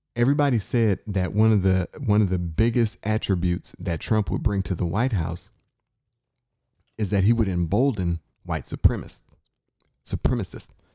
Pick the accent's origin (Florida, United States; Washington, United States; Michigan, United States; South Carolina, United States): Michigan, United States; Inkster; I grew up in Inkster, Michigan